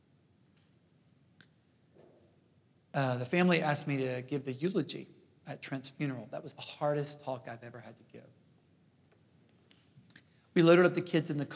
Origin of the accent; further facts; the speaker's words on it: Jackson, Mississippi, United States; moved away; also born or lived in Princeton, New Jersey / Oxford, England / Houston, Texas; I grew up in Jackson, Mississippi